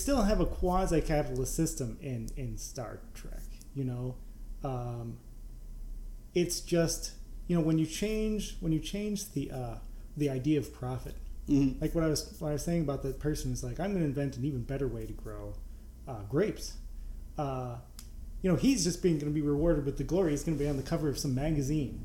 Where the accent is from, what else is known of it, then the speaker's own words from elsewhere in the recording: Vermont, United States; now in Chicago, United States; I was born in Vermont and I live in Chicago